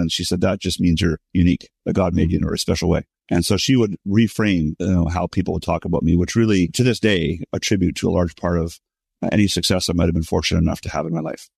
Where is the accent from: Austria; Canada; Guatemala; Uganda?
Canada; Montreal, Quebec; I was born and raised in Montreal, Canada.